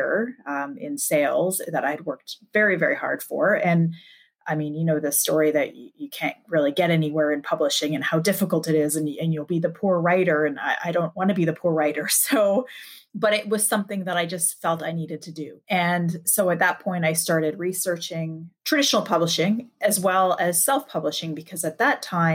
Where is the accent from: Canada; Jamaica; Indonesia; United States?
Canada; I'm Canadian.